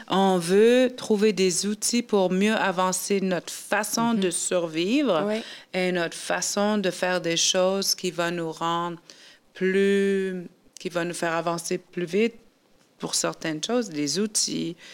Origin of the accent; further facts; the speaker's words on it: Canada; je viens du Nord